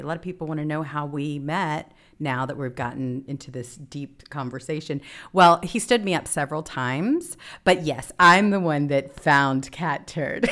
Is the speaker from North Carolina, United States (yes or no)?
no; Mississippi, United States; moved away; I'm from Mississippi originally, too